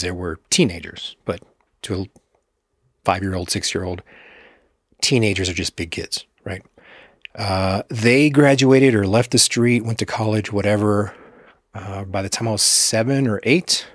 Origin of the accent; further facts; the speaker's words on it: Texas, United States; growing up in Texas, conservative state, especially in the eighties and nineties